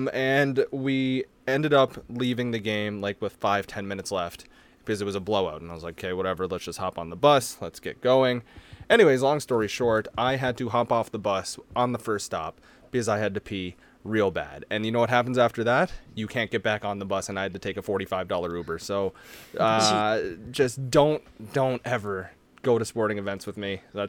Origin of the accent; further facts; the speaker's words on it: Canada; we're all Canadian here